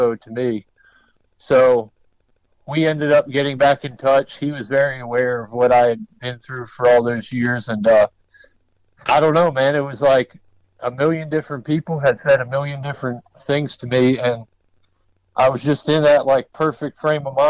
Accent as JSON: {"language": "English", "region": "Maryland", "country": "United States", "tie": "born or raised there", "moved": "yes", "lives_now": "Western North Carolina, United States", "said": "I grew up in Maryland"}